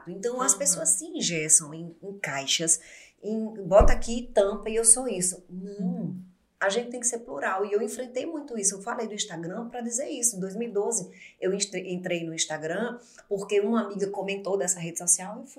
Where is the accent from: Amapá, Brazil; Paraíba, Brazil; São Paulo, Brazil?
Paraíba, Brazil; Você não fala como paraibana? Você, você não é paraibana? Sou paraibana, mas na minha época